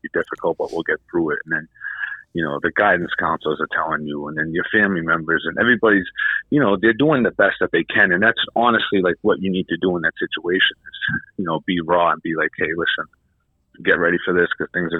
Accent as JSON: {"language": "English", "region": "New Hampshire", "country": "United States", "also_born_or_lived": "Massachusetts", "said": "I'm from New Hampshire"}